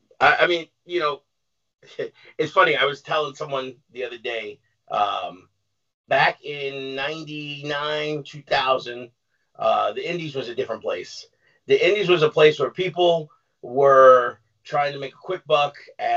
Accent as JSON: {"language": "English", "region": "New York", "country": "United States", "tie": "born or raised there", "said": "I grew up in New York."}